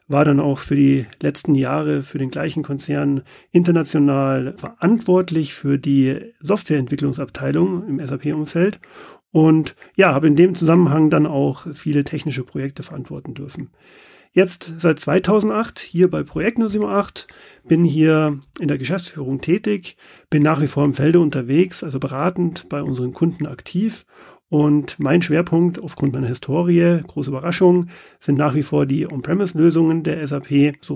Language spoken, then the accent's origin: German; Munich, Bavaria, Germany; Man hört es nicht, aber ich bin Münchner, bin hier im Münchner Head Office auch ansässig